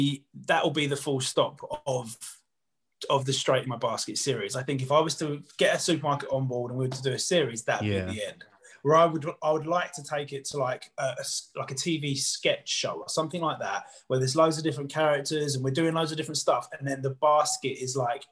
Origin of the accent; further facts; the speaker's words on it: Southend-on-Sea, East of England, United Kingdom; I'm from Southend